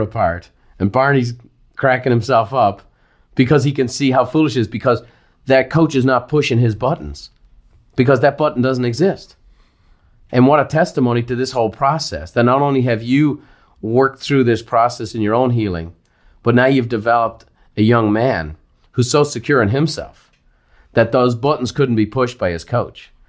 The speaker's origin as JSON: {"language": "English", "country": "Ireland", "tie": "born or raised there", "said": "growing up in Ireland"}